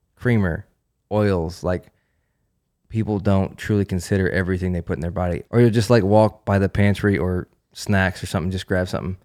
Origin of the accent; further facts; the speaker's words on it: Western New York, United States; moved away; I grew up in Western New York. I grew up in a snow belt.